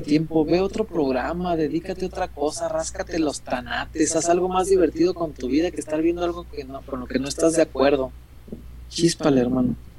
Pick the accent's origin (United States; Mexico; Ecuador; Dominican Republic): Mexico; somos mexicanos